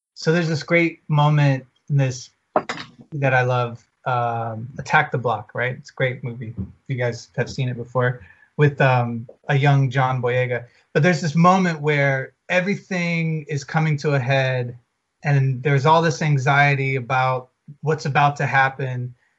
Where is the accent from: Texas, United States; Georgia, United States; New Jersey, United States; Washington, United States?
Georgia, United States; Atlanta; now in Los Angeles, United States; we're from Atlanta. We live